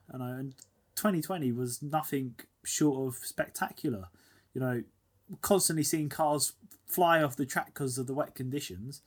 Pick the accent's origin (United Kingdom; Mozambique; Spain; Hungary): United Kingdom; we're both British.